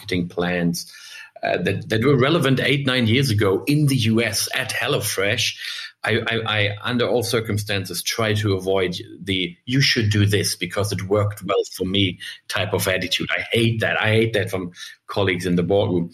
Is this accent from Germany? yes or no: yes; Germany; also born or lived in United States; I'm German